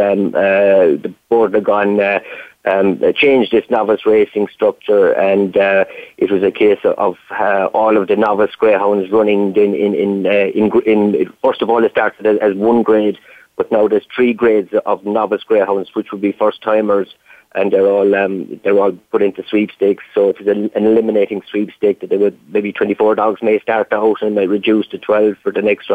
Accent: Youghal, Munster, Ireland; also born or lived in Waterford / Clonmel; I'm originally from Yall in County Cork, where there is a greyhound stadium

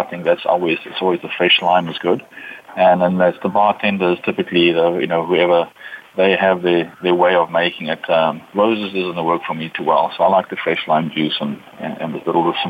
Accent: South Africa; now in United States; And now I live in the U.S. I was born in South Africa.

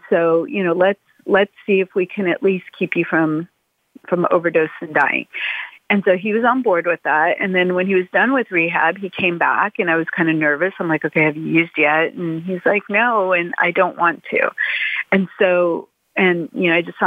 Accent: Los Angeles, California, United States; I grew up in Brentwood.

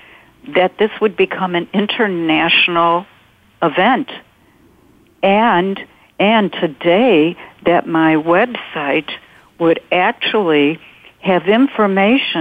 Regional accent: North Shore of Chicago, Illinois, United States; I'm from the North Shore of Chicago. I live about 30 miles north of Chicago

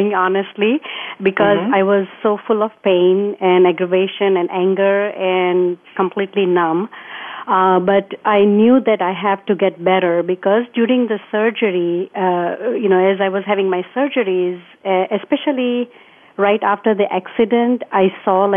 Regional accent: India; moved away as an adult; now in United States; I was born in India, and then mm-hmm. I grew up there. And at the age of 18, I got married, and I came here to the United States

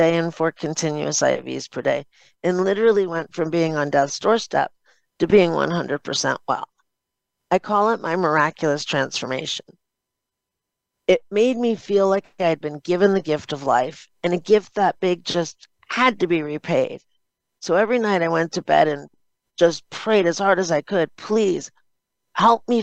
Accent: Chicago, Illinois, United States; also born or lived in Cleveland, Ohio; I was born in Cleveland, Ohio, moved to Chicago, Illinois when I was in the third grade.

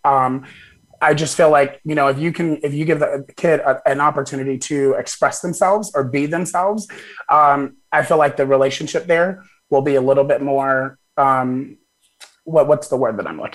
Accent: Wichita, Kansas, United States; also born or lived in Arkadelphia, Arkansas; we moved from there when I believe I was six or seven, to Wichita, Kansas. And so that's, you know, that's where I've gone to school. That's where I've grown up

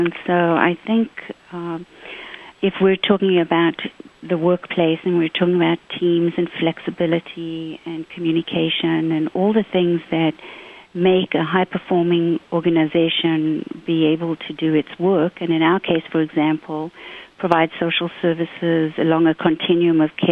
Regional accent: South Africa; also born or lived in Zimbabwe; now in United States; grew up in South Africa

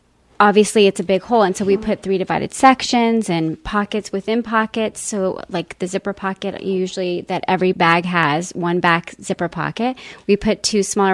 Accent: El Paso, Texas, United States; now in Scottsdale, United States; I grew up in El Paso, Texas, and I've lived in Arizona in Scottsdale

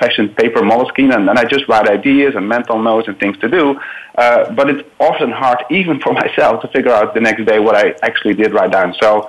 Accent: Netherlands; now in Chicago, United States; I'm in Chicago. It's 9:20 a.m. here, but I'm from the Netherlands originally.

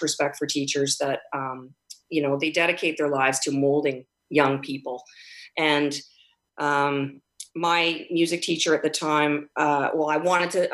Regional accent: Edmonton, Alberta, Canada; now in Vancouver, Canada; I grew up in Edmonton

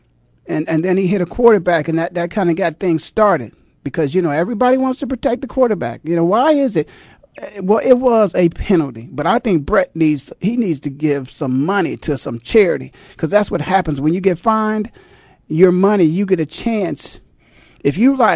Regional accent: Canton, Ohio, United States; moved away; my hometown, the Hall of Fame city of Canton, Ohio

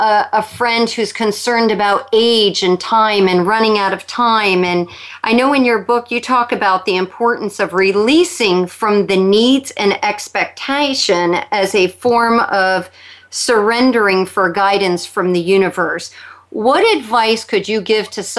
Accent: New York, United States; being a New Yorker myself

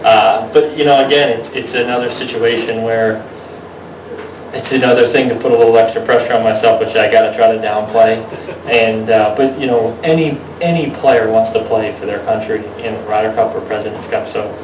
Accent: Massachusetts, United States; born or raised there

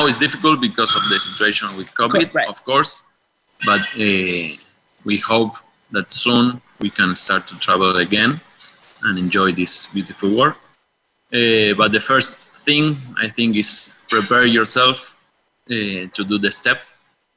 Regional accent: Mar del Plata, Buenos Aires Province, Argentina; English is a second language; from Mar del Plata, Argentina, and I'm an adventurer

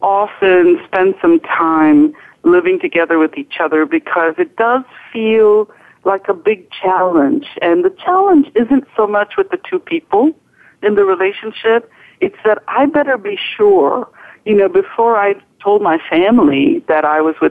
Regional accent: India; moved away as an adult; also born or lived in Western Massachusetts; now in United States; I was raised in India. I grew up in India.

